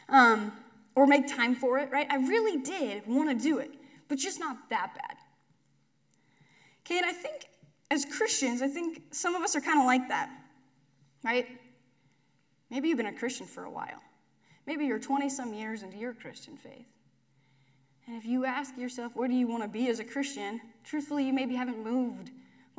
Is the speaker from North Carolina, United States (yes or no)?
no; McCook, Nebraska, United States; When I was a kid, I grew up in McCook